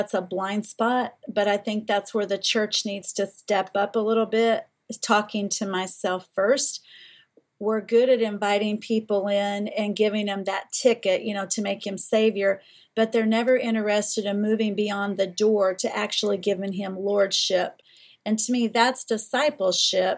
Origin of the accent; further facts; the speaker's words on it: Eastern Kentucky, United States; Where I was raised in Eastern Kentucky